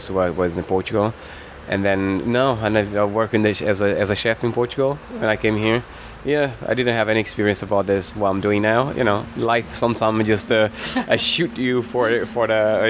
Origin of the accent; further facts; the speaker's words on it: Cape Verde; now in London, United Kingdom; I came from Cape Verde, which we have 10 islands there.